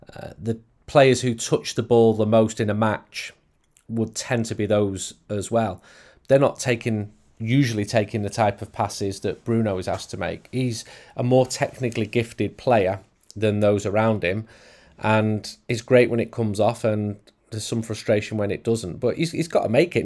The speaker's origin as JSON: {"language": "English", "region": "England", "country": "United Kingdom", "said": "as an English person"}